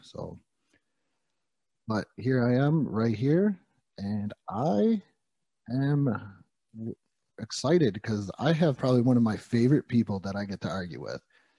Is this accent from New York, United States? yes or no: yes; New York, United States; now in Texas, United States; I'm from New York.